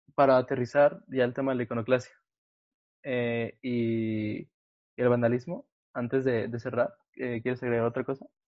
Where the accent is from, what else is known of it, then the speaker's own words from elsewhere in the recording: Mexico; vivimos en un país como México